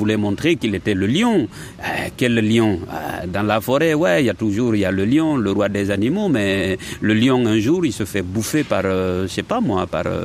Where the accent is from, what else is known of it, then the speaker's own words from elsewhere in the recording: Guinea; moved away; moi c'est c'est en ce moment-là que je suis parti de la Guinée.